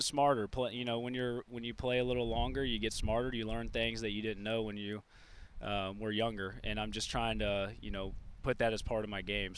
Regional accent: Memphis, Tennessee, United States; I grew up in Memphis, so, you know, unfortunately for Reds fans, that's Cardinals country

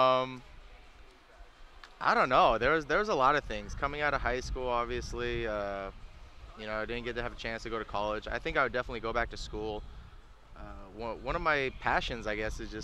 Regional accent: Federal Way, Washington, United States; moved away; also born or lived in Huntington Beach, California; I grew up in Federal Way, Washington. I was born there up until I moved down to Huntington Beach

